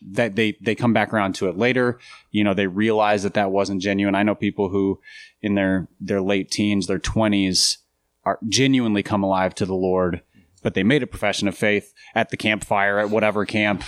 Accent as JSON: {"language": "English", "region": "Minnesota", "country": "United States", "tie": "born or raised there", "moved": "yes", "lives_now": "Nashville, United States", "said": "I grew up in Minnesota"}